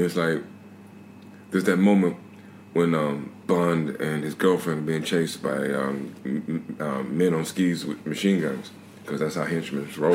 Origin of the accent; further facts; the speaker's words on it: Albany, Georgia, United States; moved away as an adult; now in United Kingdom; I grew up in the South